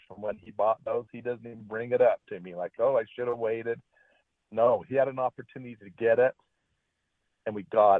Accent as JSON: {"language": "English", "country": "United States", "tie": "born or raised there", "said": "I was born here"}